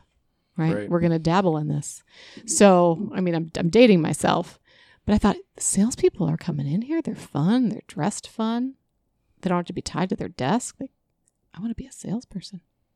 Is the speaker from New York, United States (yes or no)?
no; Chicago, Illinois, United States; Yeah, in Chicago too. I mean, Chicago has some really fun salespeople, right? Yeah. I don't want to diss on my hometown.